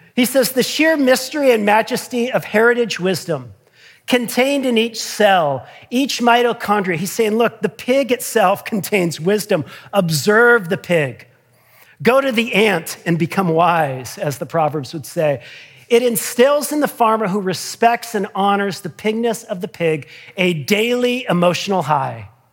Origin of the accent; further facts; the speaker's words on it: United States; I'm trained and habituated as an American